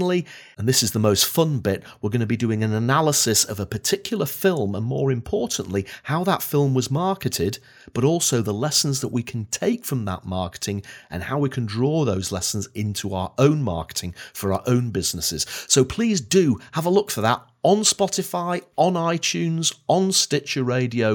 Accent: Blackpool, North West England, United Kingdom; now in Edinburgh, United Kingdom; I was born and bred in Blackpool

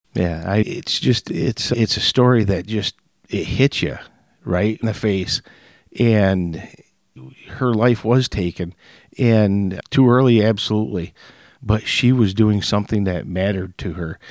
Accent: Hemlock, Michigan, United States; I grew up in Hemlock, and as the people in Frankenmuth would call me, I'm a West Sider, West Side

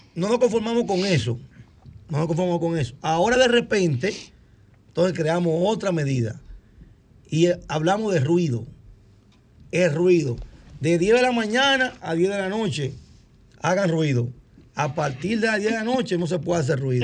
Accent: Cotuí, Sánchez Ramírez, Dominican Republic; Yo soy de Cotuí.

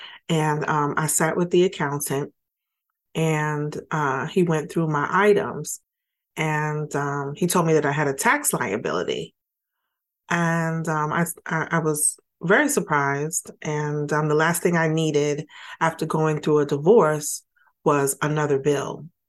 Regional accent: New York City, New York, United States; I grew up in Brooklyn, New York.

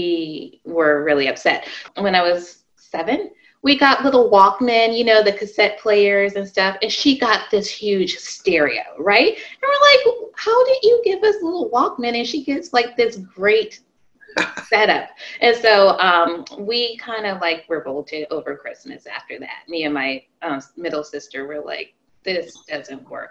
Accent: Arizona, United States; I grew up in Arizona

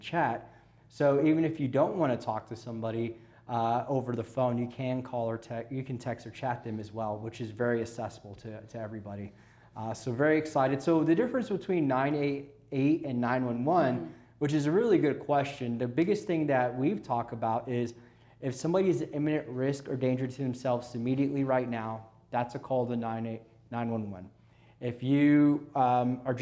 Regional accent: Southwest Oklahoma, United States; Born and raised in Southwest Oklahoma, and now reside around the Oklahoma City metro area

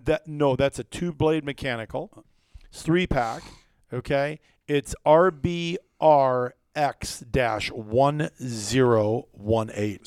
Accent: Iowa, United States; moved away as an adult; also born or lived in Wisconsin; growing up in Iowa

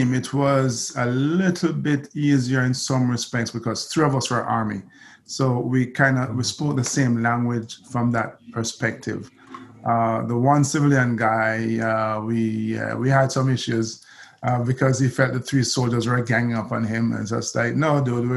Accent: Jamaica; I'm Jamaican

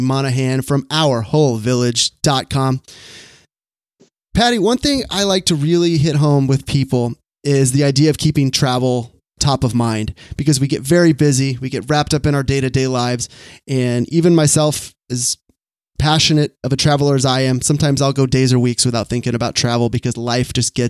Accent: Sacramento, California, United States; walking through Sacramento here, my hometown

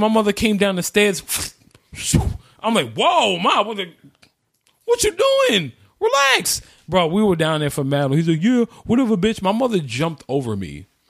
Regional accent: New York City, New York, United States; we grew up in Carver Project. Shout out to everybody who lives in Carver Project, 104th and Madison. I was in Building 50.

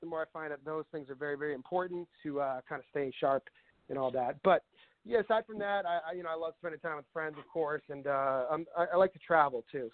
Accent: Northborough, Massachusetts, United States; I was born and raised in Massachusetts, and uh, I bounced around a little bit, but I mostly grew up in a town called Northborough, which is kind of central part of the state.

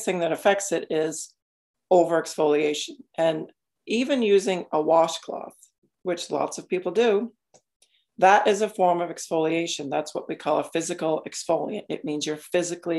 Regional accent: Maine, United States; I grew up in Maine.

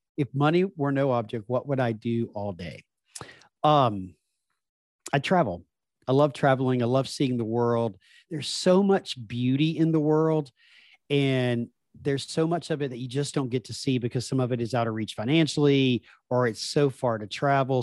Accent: Deep South, United States; accent: Southern; especially when my Southern accent comes out 'cause I grew up in the Deep South in the, the United States

